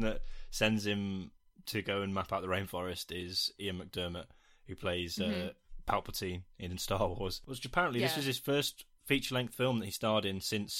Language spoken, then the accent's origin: English; United Kingdom; I hate being British.